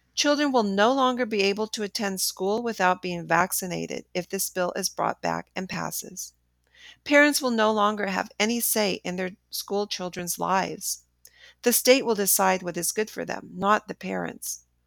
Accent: Los Angeles, California, United States; a California girl born and raised in Los Angeles, except for the years when my, my family was traveling abroad

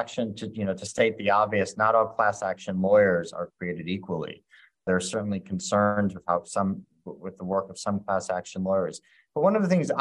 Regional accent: Wisconsin, United States; moved away; also born or lived in Chicago; I grew up in Wisconsin. I began my career in Chicago

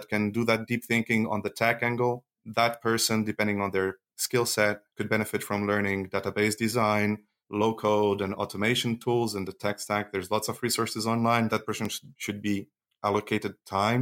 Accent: Switzerland; not only I'm an engineer, but I grew up in Switzerland

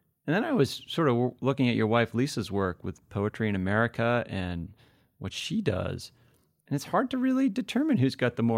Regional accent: New Hampshire, United States; I grew up in New Hampshire, so not far from, you know, where you're stationed now

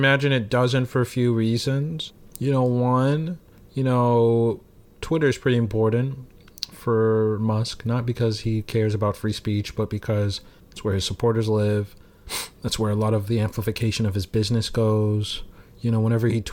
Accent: Oklahoma, United States; I'm from Oklahoma

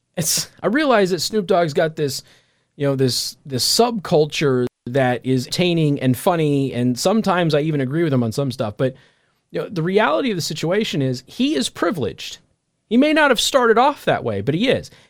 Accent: Las Vegas, Nevada, United States; moved away as an adult; now in Midwest, United States; I'm from Vegas.

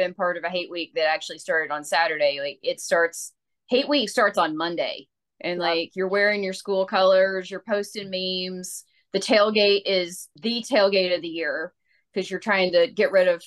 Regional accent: Tennessee, United States; now in Atlanta, United States; I'm originally from Tennessee

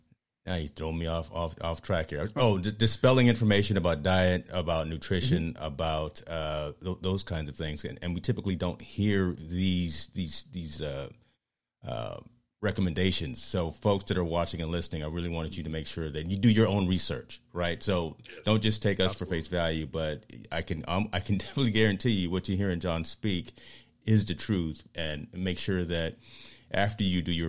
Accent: Virginia, United States; See, that's East Coast talking right there. Because, you know, I'm from Virginia, too.

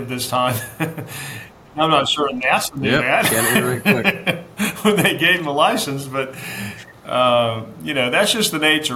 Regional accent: Charleston, South Carolina, United States; also born or lived in Anderson, South Carolina; now in Greenville, United States; I was born in Anderson, grew up in Charleston

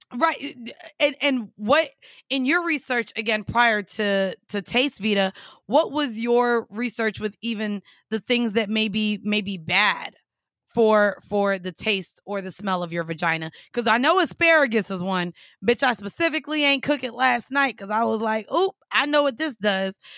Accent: Florida, United States; I'm from Florida

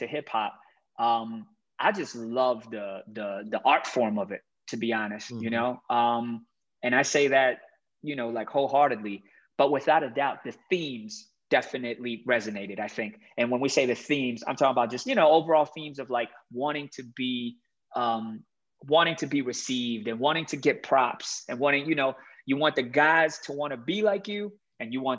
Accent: Miami, Florida, United States; moved away as an adult; now in Hong Kong; I grew up in Miami

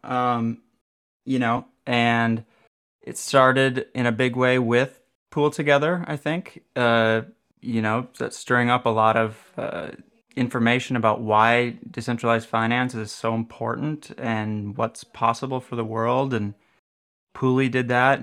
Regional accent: Minneapolis, Minnesota, United States; I did come from Minneapolis, Minnesota

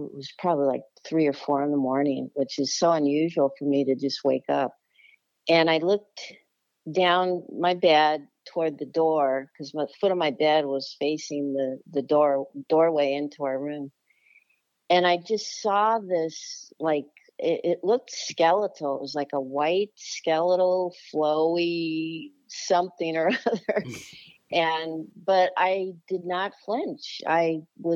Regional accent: Los Angeles, California, United States; also born or lived in Charlotte area, North Carolina; now in Charlotte, United States; I grew up in the Los Angeles area, California, in the Valley. So I guess I'm a Valley girl, too.

